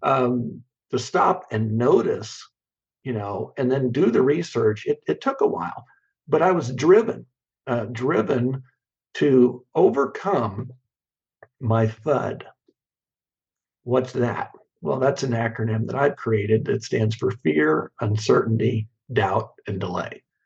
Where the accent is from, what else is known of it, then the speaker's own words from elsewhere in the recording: Kansas, United States; I grew up in Kansas, and, and mm-hmm. we're a very agrarian state